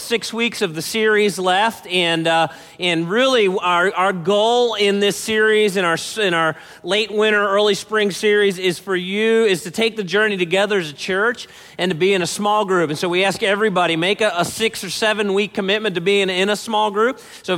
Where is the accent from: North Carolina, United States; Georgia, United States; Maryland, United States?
Maryland, United States; Baltimore; I grew up in Baltimore, and that was my hometown.